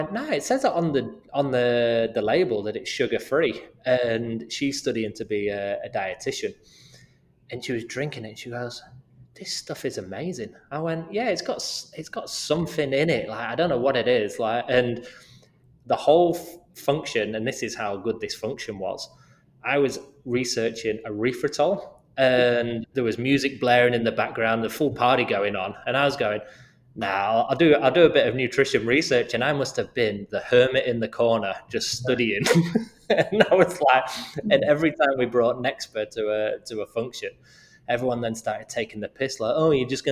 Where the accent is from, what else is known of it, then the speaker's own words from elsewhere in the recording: United Kingdom; moved away; my home country in the UK